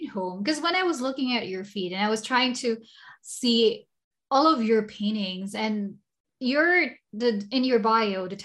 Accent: Singapore; I came from Singapore, she is in Singapore. So we're kind of talking about how, you know, we're both from tropical countries.

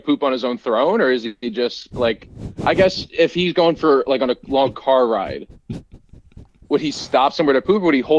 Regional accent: New Jersey, United States; I'm a Philly fan. I'm from Jersey, South Jersey, so I go to Citizens Bank a lot

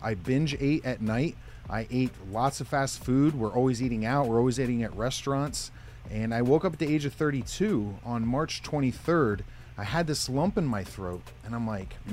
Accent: Pocono Mountains, Northeast Pennsylvania, United States; I'm from Northeast Pennsylvania, called the Pocono Mountains. Grew up on a 75 acre horse farm

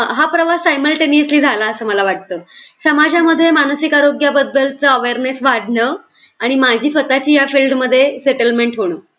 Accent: Markal, Maharashtra, India; also born or lived in Pune; मरकळ म्हणून गाव आहे तिथून मी आळंदीच्या पुढे दहा किलोमीटर असं ते आहे

